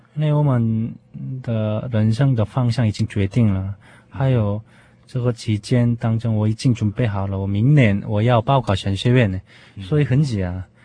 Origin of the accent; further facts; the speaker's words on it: South Korea; Chinese is a second language; moved away as an adult; also born or lived in Seoul; now in Taiwan; 我的故乡是泉州